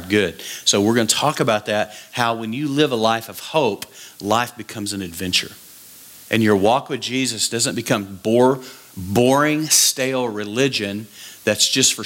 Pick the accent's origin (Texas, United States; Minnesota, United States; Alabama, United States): Texas, United States; West; So I grew up in West Texas